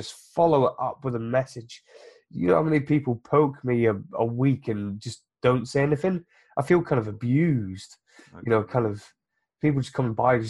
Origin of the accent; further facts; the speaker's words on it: Biggleswade, East of England, United Kingdom; my hometown is called Biggleswade